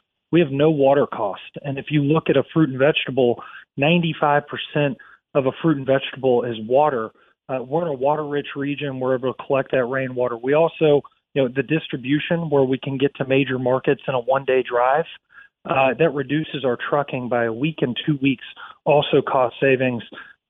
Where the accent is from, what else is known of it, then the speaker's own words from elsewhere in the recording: Kentucky, United States; You know, I grew up in Kentucky in the middle part of the country